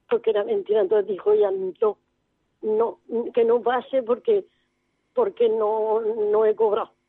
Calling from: Murcia, Region of Murcia, Spain; de Murcia, de los paganos.

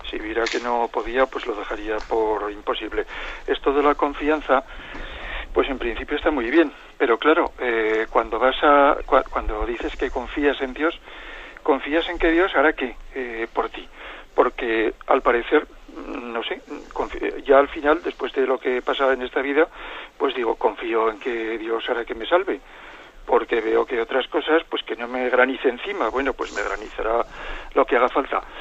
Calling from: Zaragoza, Aragon, Spain; de Zaragoza.

